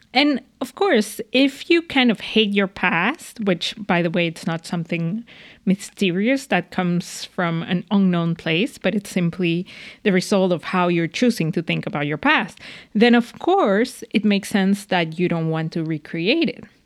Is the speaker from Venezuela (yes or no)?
yes; Venezuela; moved away; I'm from Venezuela